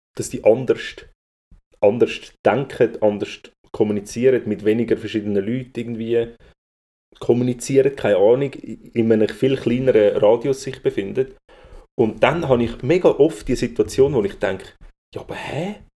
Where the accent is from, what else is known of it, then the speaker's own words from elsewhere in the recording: Zurich, Switzerland; ich als Zürcher